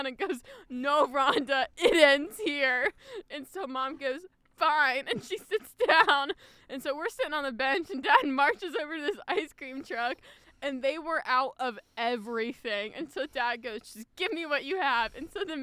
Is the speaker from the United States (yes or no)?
yes; Midwest, United States; We're from the Midwest